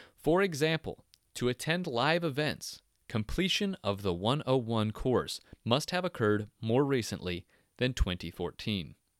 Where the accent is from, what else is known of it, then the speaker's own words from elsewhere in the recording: Yelm, Washington, United States; also born or lived in Olympia, Washington; growing up in Yelm and later Olympia